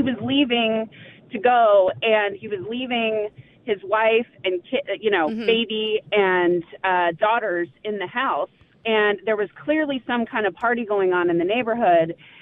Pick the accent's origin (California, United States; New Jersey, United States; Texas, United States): California, United States; now in Plymouth, United States; I'm from California